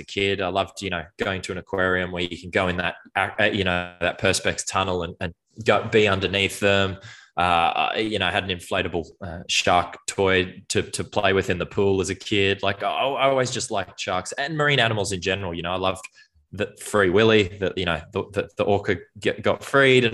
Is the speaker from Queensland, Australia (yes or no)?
yes; Brisbane, Queensland, Australia; I grew up in Brisbane, went to the Gold Coast, went to the Sunshine Coast regularly for school